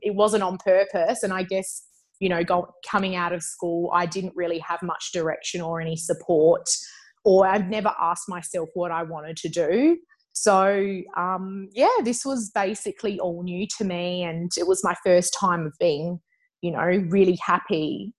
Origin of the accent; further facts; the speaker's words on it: Adelaide, South Australia, Australia; I'm an Adelaide girl. Um, so I grew up there.